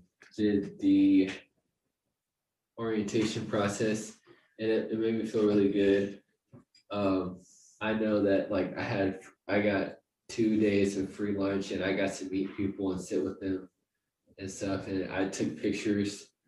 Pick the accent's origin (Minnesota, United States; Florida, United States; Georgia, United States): Florida, United States; Tampa; also born or lived in San Diego; now in St. Louis, United States; I'm actually from Tampa, Florida. I made my way to St. Louis. I've traveled a lot. I've lived in most of the major cities in the United States. My most recent was San Diego, and now I'm in St. Louis.